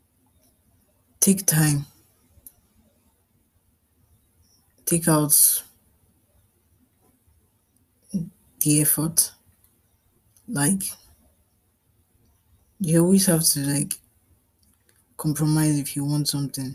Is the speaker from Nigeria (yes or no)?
yes; Nigeria; I'm a Nigerian